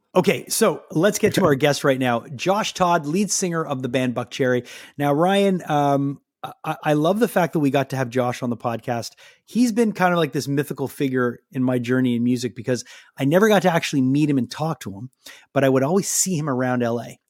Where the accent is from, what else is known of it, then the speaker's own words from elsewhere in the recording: Canada; also born or lived in Montreal; being a Canadian